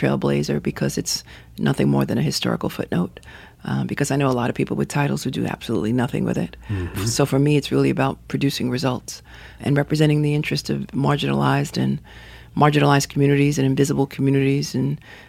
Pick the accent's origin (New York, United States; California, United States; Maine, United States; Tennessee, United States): New York, United States; New York City; So I was born in Park Slope.